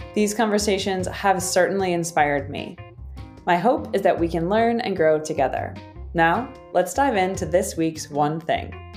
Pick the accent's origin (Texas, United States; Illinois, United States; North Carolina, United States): Illinois, United States; Chicago; moved away as an adult; now in St. Louis, United States; I grew up in Chicago and I have lived there for a while, but I recently just moved down to St. Louis